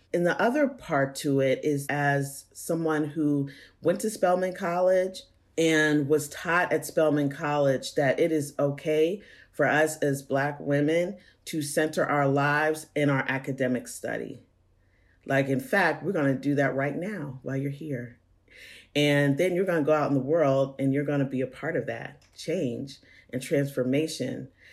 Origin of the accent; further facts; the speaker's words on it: Pittsburgh, Pennsylvania, United States; moved away as an adult; also born or lived in Georgia; now in Atlanta, United States; growing up in Pittsburgh